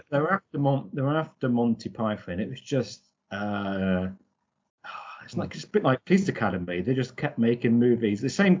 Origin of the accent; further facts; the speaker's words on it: United Kingdom; I'm, I'm British